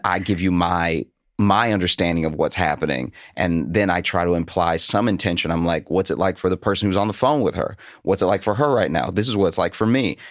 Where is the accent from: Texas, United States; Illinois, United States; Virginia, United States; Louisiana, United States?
Louisiana, United States; moved away as an adult; also born or lived in Chicago; now in New York, United States; I grew up in Louisiana